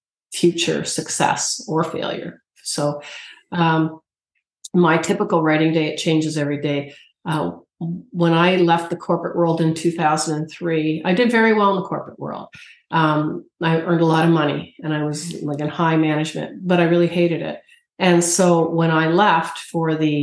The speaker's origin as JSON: {"language": "English", "country": "Canada", "said": "as a Canadian"}